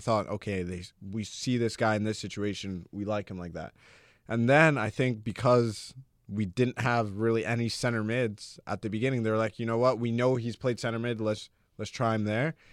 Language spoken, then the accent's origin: English; Toronto, Ontario, Canada; moved away as an adult; also born or lived in Louisville, Kentucky; now in Los Angeles, United States; growing up in Toronto, like, it was a big city